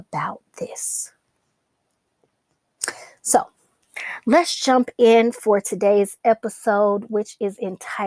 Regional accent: Atlanta, Georgia, United States; I'm from Atlanta. I've lived in this city my entire life. I'm a true Georgia peach

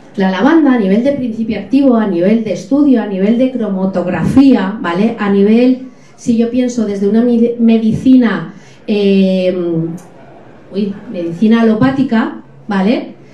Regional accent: Alcoy, Valencian Community, Spain; Yo soy de Alcoy, estamos rodeados de montañas

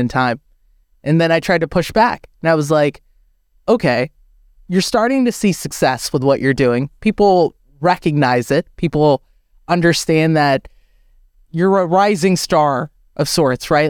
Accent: United States; I was born and I grew up in America

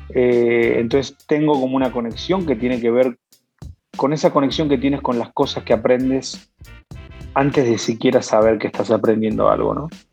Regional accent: Buenos Aires, Argentina; now in Mexico; soy un chaparrito argentino que nació en, Buenos Aires y se vino a México

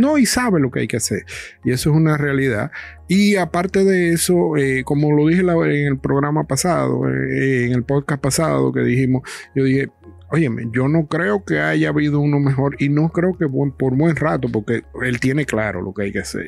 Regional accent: Dominican Republic; yo soy dominicano

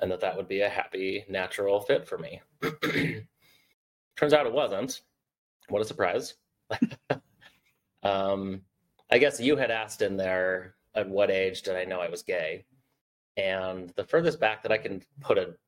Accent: Southeast Idaho, United States; I grew up in Southeast Idaho, a very conservative community in a Mormon family

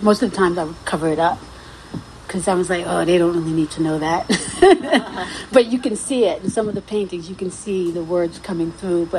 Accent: New York City, New York, United States; also born or lived in Guyana; growing up in South Jamaica

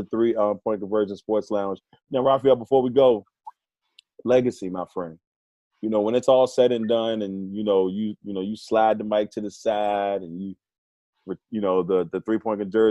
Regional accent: Amelia County, Virginia, United States; my hometown team colors are green and gold in Amelia County

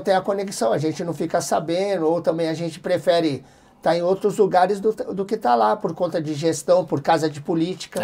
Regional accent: Capão Redondo, São Paulo, Brazil; saí do Capão Redondo, quando eu vi eu estava lá em Fort Lauderdale.

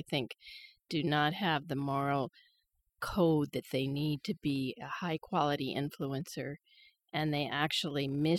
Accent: Wyoming, United States; now in Idaho, United States; As you know, I grew up in Wyoming, and I went back there to work, and I had a job in government.

